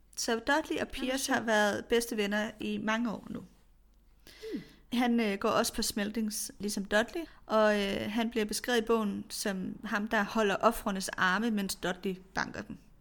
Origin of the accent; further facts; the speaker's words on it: Kolding, Southern Denmark, Denmark; Jeg er vokset op i en forstad til Kolding, og det var også den type mm. kvarter.